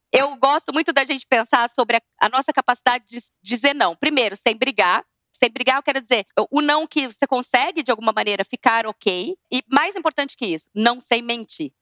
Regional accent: Vargem Grande do Sul, São Paulo, Brazil; eu também sou do interior, de Vargem Grande do Sul. Eu, gente, eu era de uma turma lá muito divertida

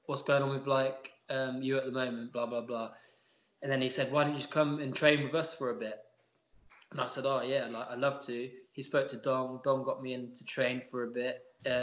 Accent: Surrey, South East England, United Kingdom; also born or lived in Oxford; I've always been around Surrey, London way. I was born in Oxford, obviously, but I moved to Surrey when I was younger.

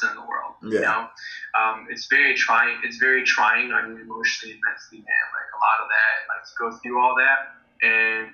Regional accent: United States; I grew up in the States

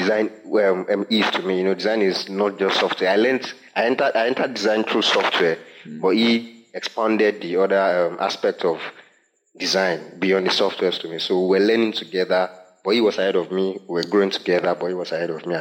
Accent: Akure, Ondo, Nigeria; a church member of mine who I grew up in Akure

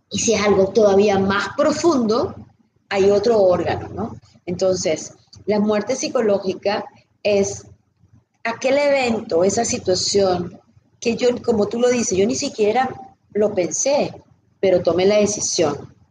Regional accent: Venezuela; now in United States; yo no tuve cierre de cuando me mudé de Venezuela

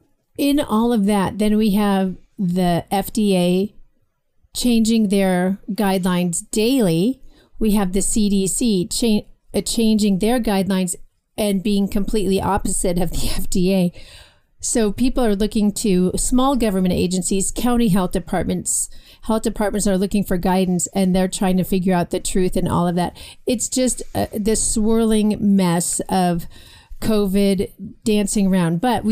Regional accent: Johannesburg, Gauteng, South Africa; I was raised outside Johannesburg in South Africa when Mandela began his regime.

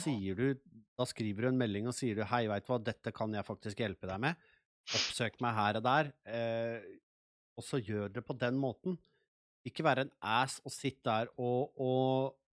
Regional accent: Nes, Akershus, Norway; moved away as an adult; also born or lived in Sweden; Jeg er født og oppvokst i Nes, jeg har bodd her i 30 år

